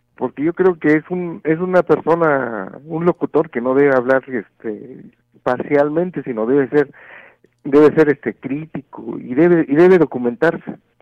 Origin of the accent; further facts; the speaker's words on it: Oaxaca, Mexico; de Oaxaca, México